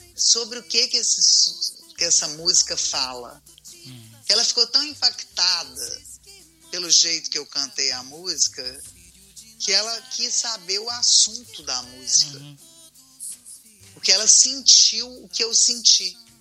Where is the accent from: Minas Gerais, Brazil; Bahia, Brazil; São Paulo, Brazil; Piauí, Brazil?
Minas Gerais, Brazil; eu sou mineira